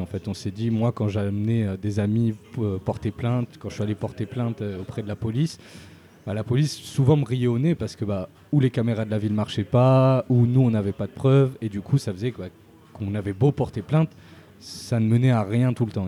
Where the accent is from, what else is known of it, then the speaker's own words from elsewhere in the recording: Marseille, Provence-Alpes-Côte d'Azur, France; j'ai grandi à Marseille une bonne partie de ma vie, pendant toute mon adolescence